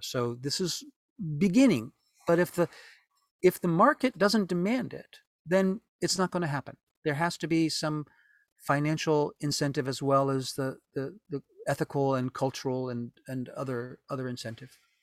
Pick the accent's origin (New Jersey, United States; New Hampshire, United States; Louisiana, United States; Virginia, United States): Louisiana, United States; New Orleans; moved away as an adult; now in Japan; New Orleans was a wonderful place to grow up